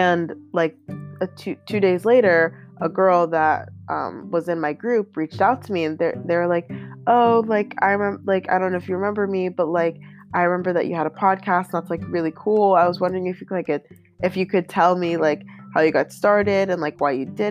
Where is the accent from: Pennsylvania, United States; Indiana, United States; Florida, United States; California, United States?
Pennsylvania, United States; Pittsburgh; I'm from Pittsburgh.